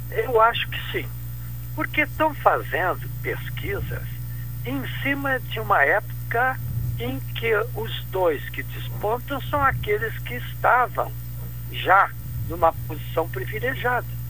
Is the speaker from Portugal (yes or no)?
no; Pelotas, Rio Grande do Sul, Brazil; eu sou pelotense de nascimento